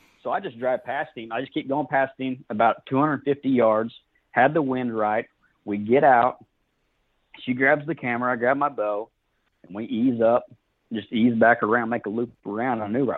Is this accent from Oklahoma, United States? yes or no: yes; Fort Gibson, Oklahoma, United States; now in Muskogee, United States; I'm from Fort Gibson, Oklahoma. I live in Muskogee now.